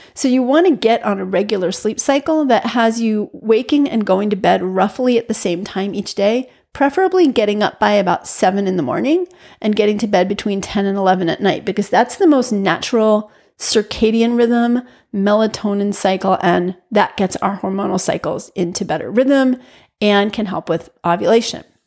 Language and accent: English; New York, United States; moved away as an adult; also born or lived in Massachusetts; I'm a New Yorker through and through. I grew up in a housing project with street games.